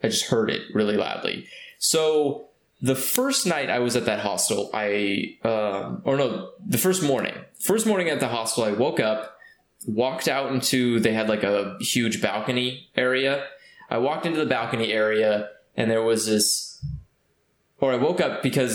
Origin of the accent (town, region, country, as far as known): California, United States